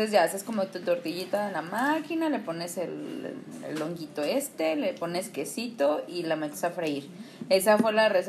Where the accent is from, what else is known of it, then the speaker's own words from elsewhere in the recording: Mexico City, Mexico; Bueno, porque soy chilanga, para mí es huitlacoche